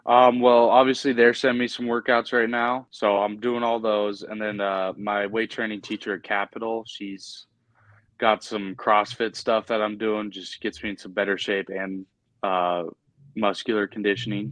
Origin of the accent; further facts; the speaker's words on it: Helena, Montana, United States; also born or lived in Billings, Montana; I was born in Billings, but I moved to Helena pretty young age, and I've been here ever since.